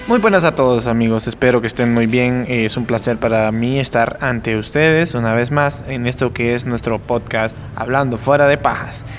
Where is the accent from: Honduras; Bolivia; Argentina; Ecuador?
Honduras; como hondureño